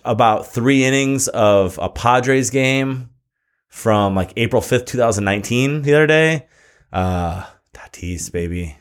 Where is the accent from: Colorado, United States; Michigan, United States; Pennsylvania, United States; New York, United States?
Michigan, United States; moved away as an adult; now in California, United States; when I lived in Michigan